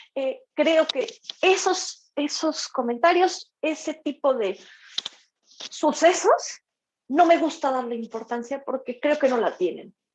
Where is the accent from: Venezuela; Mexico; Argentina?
Mexico; mi carrera como mujer, como mexicana, como violinista